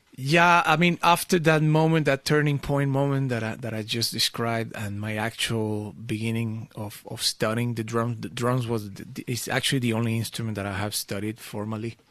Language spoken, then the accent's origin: English; Venezuela; also born or lived in Portugal (family origin); now in Amsterdam, Netherlands; I grew up in Venezuela